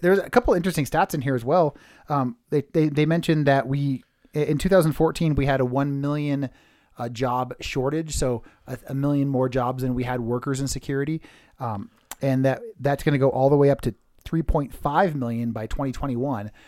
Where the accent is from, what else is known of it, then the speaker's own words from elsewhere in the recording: Redwood City, California, United States; I grew up in Redwood City, California